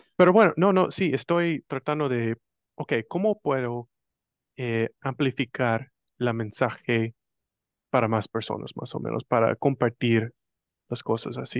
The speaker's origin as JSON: {"language": "Spanish", "country": "United States", "second_language": "Spanish", "said": "yo soy puro como decían en, Argentina, un gringo americano, como quieres decir, soy estadounidense"}